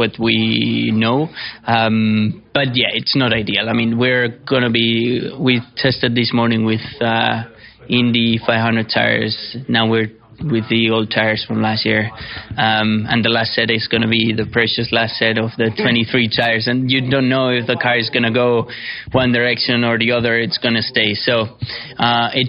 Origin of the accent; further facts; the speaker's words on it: near Barcelona, Catalonia, Spain; my hometown, because I'm living in like the middle of nowhere as well, like 30 minutes away from Barcelona